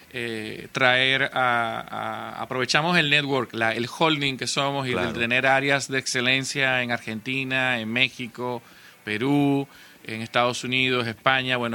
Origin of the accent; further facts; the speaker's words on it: Dominican Republic; como buenos dominicanos